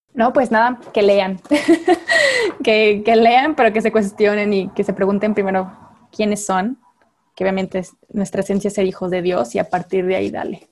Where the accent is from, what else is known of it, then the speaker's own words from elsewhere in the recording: Mexico; acá en México